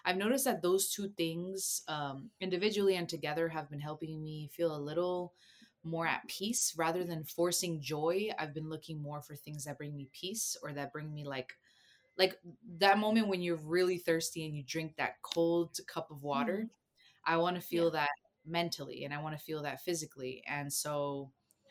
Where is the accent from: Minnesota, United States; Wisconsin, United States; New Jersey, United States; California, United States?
New Jersey, United States; also born or lived in Costa Rica; I grew up in New Jersey, but I was born in Costa Rica